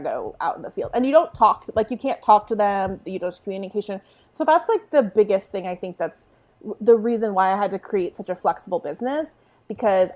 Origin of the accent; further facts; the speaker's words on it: San Diego, California, United States; I grew up in a military town. I'm from San Diego, California